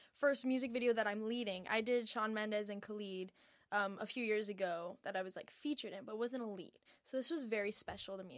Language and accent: English; Encinitas, California, United States; I'm from Encinitas, San Diego. It's, it's a small little beach town, so I grew up pretty chill